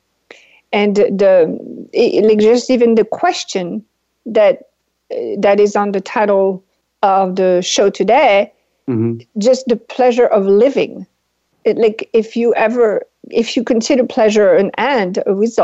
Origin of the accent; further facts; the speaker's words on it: France; English is a second language; moved away; I am originally from France. That's why I have the weird accent.